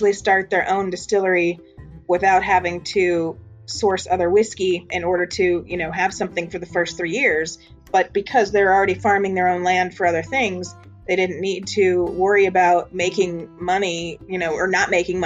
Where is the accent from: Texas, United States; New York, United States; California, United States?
California, United States; we're from California